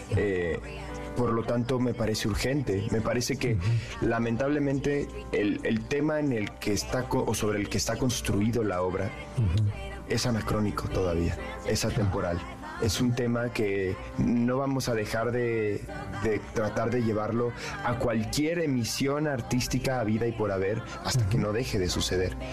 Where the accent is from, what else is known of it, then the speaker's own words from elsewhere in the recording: Mexico; en México no tenemos esos, ese tipo